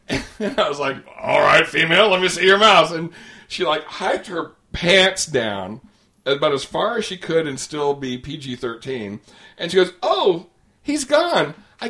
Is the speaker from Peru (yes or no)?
no; Australia; Oh, we're from Australia.